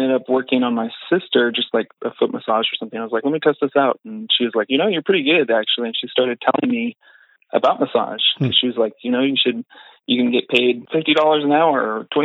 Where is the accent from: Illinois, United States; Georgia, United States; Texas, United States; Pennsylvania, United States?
Texas, United States; moved away as an adult; now in Boise, United States; I'm from Texas originally